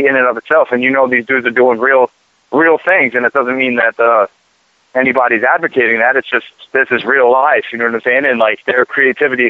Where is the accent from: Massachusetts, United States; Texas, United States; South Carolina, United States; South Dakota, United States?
Massachusetts, United States; Boston; also born or lived in Miami; I'm down here in Miami right now, and I come from Boston, but I've been out in Miami.